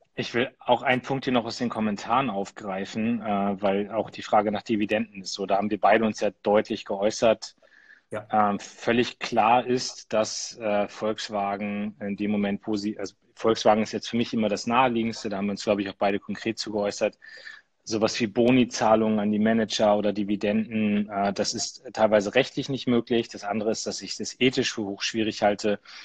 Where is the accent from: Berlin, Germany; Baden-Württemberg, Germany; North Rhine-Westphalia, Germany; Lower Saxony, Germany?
Lower Saxony, Germany; bei uns in Niedersachsen